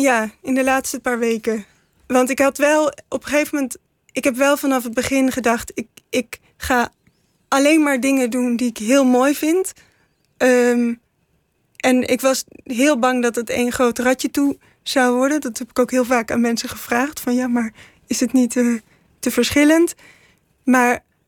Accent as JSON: {"language": "Dutch", "town": "'s-Hertogenbosch", "region": "North Brabant", "country": "Netherlands", "tie": "born or raised there", "said": "ik ben in Den Bosch geboren"}